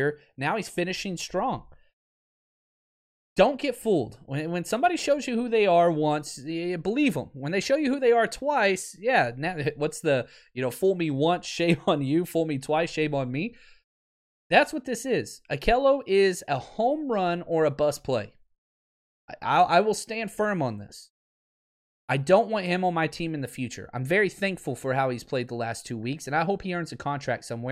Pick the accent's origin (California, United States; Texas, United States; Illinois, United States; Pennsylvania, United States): Texas, United States; Dallas; now in Los Angeles, United States; I'm from Dallas.